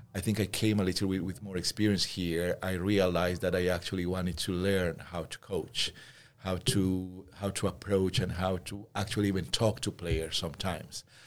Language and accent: English; Peru; moved away; I come from Peru